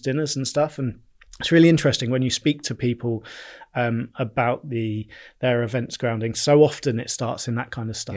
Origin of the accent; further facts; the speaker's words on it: Bournemouth, South West England, United Kingdom; I'm from Bournemouth. I, I've always lived locally. Uh, I have, um, yeah, I, I grew up, went to Bournemouth School